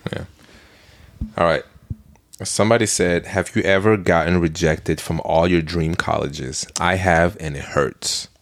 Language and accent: English; Belgium; moved away; I'm from Belgium